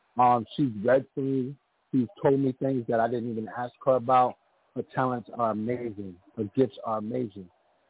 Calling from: New York City, New York, United States; I'm calling from Rosedale, New York.

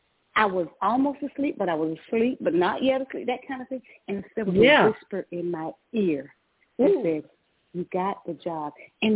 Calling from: Georgia, United States; I'm calling from Georgia.

